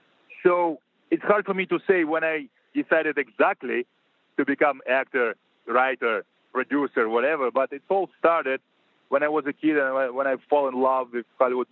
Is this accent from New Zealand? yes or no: no; Russia; moved away as an adult; also born or lived in Moscow; now in United States